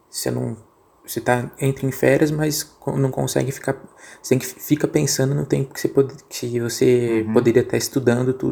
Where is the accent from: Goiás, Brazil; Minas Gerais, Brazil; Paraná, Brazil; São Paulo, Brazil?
São Paulo, Brazil; Eu sou de São é... Paulo, irmão.